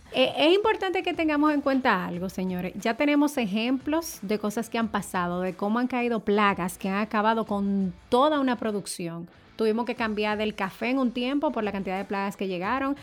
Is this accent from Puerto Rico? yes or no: no; Dominican Republic; como dominicanos al fin